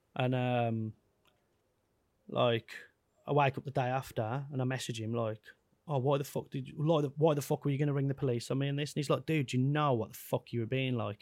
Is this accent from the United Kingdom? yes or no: yes; Wolverhampton, West Midlands, United Kingdom; I'm a kid from Wolverhampton, who's touring the world